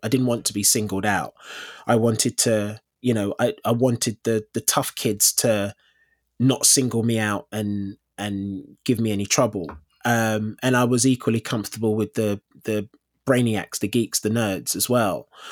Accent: London, United Kingdom; moved away as an adult; also born or lived in Elephant and Castle / Tooting; I grew up in, I grew up in South London.

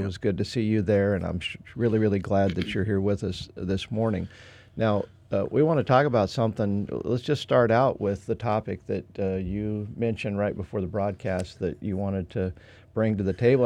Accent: Idaho, United States; moved away as an adult; I'm from Idaho. I mean, I'm a different culture, and I speak different

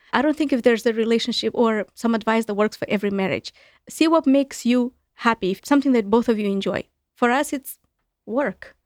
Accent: Chisinau, Moldova; English is a second language; moved away as an adult; now in United States; back home in my home country, in Moldova, in Chisinau, the capital where I'm from.

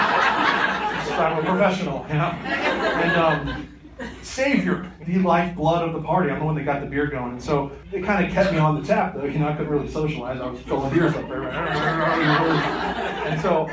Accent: Kentucky, United States; I'm from Kentucky

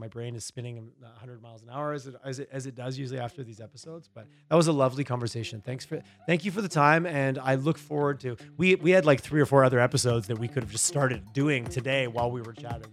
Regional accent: Montreal, Quebec, Canada; I grew up in Eastern Canada, in Montreal, Quebec area

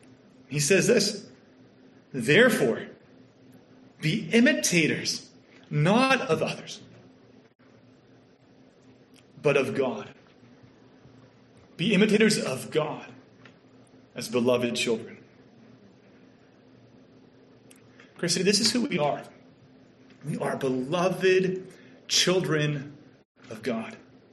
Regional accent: Canada; accent: Canadian; now in Kentucky, United States; And in my experience in Kentucky, I was mercilessly teased for being a Canadian and having a Canadian accent. It's pretty funny because, to be honest, I didn't know that I had a Canadian accent.

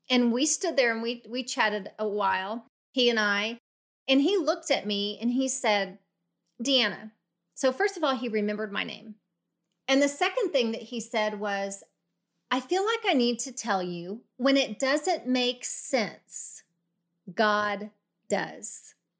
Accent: Oklahoma City, Oklahoma, United States; moved away; I grew up in Oklahoma City

